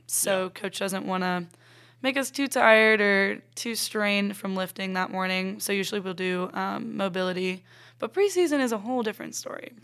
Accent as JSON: {"language": "English", "town": "Ponte Vedra Beach", "region": "Florida", "country": "United States", "tie": "born or raised there", "also_born_or_lived": "Reading, Pennsylvania", "moved": "as an adult", "lives_now": "Anderson, United States", "said": "I was four, literally turning five, we moved to Pontevedra Beach, Florida"}